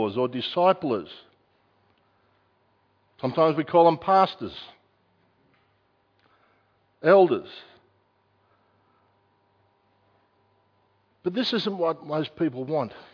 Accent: Australia; I'm an Australian citizen

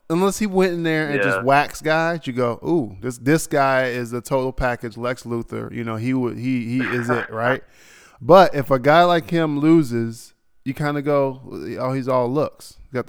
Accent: United States; We're American, man, all right?

